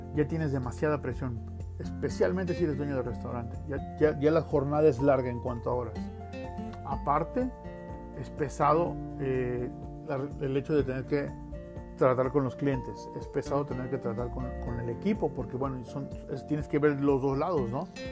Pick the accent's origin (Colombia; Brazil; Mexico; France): Mexico; yo soy mexicano